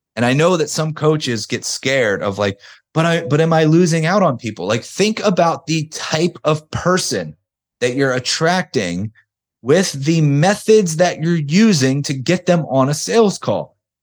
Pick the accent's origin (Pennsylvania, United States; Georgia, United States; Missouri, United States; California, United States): Pennsylvania, United States; outside of Philadelphia; I'm from outside of Philadelphia. Weather sucks here most of the time.